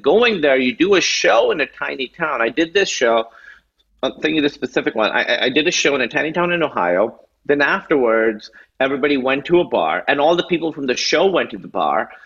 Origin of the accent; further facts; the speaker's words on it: Karachi, Sindh, Pakistan; also born or lived in Chicago / New York; now in United States; I grew up in Karachi, which is like 20 million people.